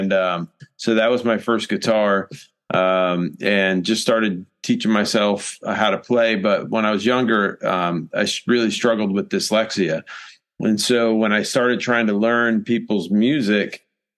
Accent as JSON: {"language": "English", "region": "Rhode Island", "country": "United States", "tie": "born or raised there", "moved": "as an adult", "lives_now": "South Carolina, United States", "said": "I'm from Rhode Island originally. I moved down here to South Carolina back in 1994. I was 18 and just graduated high school"}